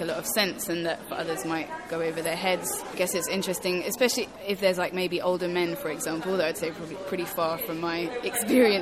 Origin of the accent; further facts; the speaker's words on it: Basingstoke, South East England, United Kingdom; also born or lived in Zambia; When I was 12, I moved from Basingstoke to Zambia, as you do, and I was there until I was 15